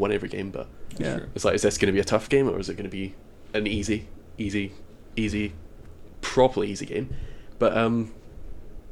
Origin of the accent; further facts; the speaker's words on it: Scotland, United Kingdom; now in United States; Me being a Scotsman coming here